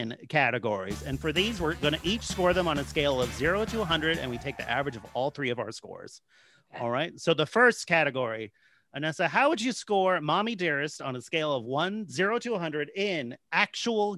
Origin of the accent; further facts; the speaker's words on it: San Jose, California, United States; Mercury News, my hometown paper.